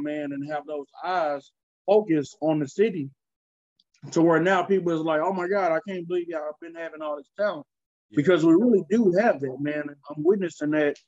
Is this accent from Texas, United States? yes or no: yes; Dallas, Texas, United States; also born or lived in Tyler, Texas; I've lived in Dallas all my life. I was born in Tyler, Texas. You know, shout out to Rose City. But I've been raised in Dallas, you know, since like kindergarten